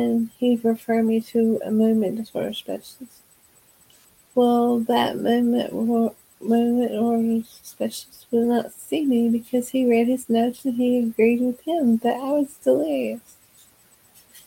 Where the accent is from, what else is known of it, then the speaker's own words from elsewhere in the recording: Texas, United States; I'm from Texas.